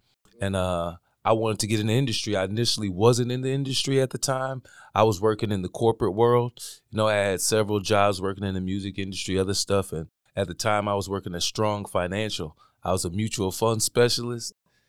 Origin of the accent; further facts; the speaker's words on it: Milwaukee, Wisconsin, United States; man. I'm from here from Milwaukee, Wisconsin, born and raised. Been here my whole life, all.